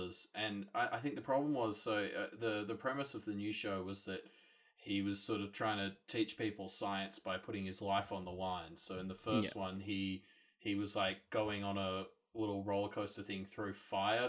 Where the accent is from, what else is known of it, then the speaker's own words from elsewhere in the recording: Australia; I'm Australian